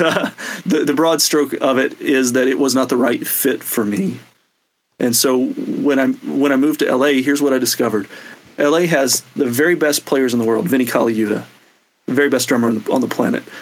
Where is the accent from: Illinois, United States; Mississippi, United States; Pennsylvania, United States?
Mississippi, United States; moved away as an adult; also born or lived in Alabama / Athens, Georgia / Nashville; now in Los Angeles, United States; as a kid growing up in Mississippi and Alabama